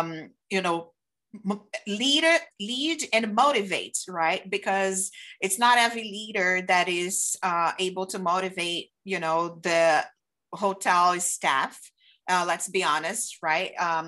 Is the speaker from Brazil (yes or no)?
yes; Brazil; English is a second language; moved away; because I did start in the operation side in the hotels when I came from Brazil.